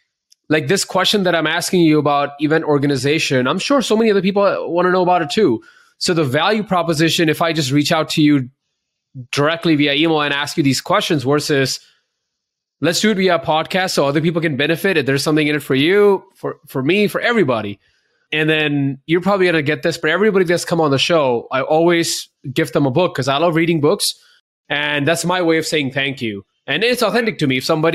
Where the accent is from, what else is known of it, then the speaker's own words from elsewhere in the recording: India; one of the, you know, sayings I was always inspired by growing up in India